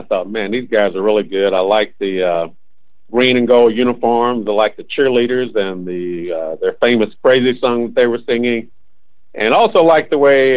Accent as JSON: {"language": "English", "town": "Indianapolis", "region": "Indiana", "country": "United States", "tie": "born or raised there", "said": "I was born in Indianapolis on the west side in the area where the IUPUI campus is now located. Our neighborhood was south of New York Street, and Military Park was our playground"}